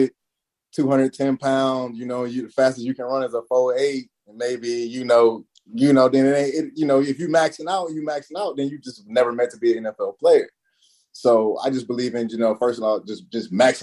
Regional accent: Eastern Shore of Maryland, United States; born or raised there; moved away as an adult; also born or lived in Auburn, Alabama

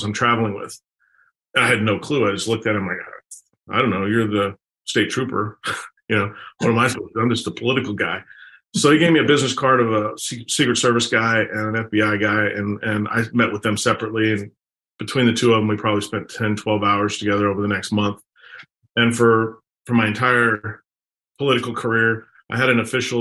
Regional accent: Fort Worth, Texas, United States; moved away as an adult; I was born and raised in Fort Worth

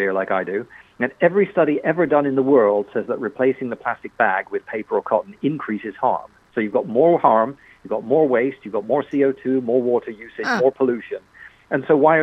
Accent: England, United Kingdom; accent: British; now in United States; I'm actually American, but yes, you're right. I did grow up in England. That's why I've got a funny accent

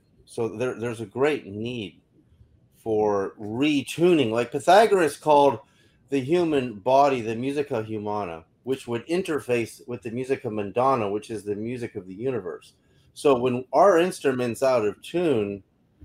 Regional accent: Berkeley, California, United States; I remember growing up in Berkeley, California in the 60s

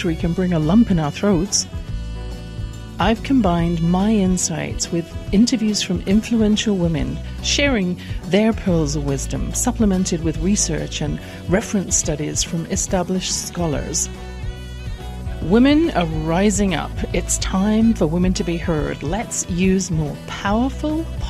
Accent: England, United Kingdom; born or raised there

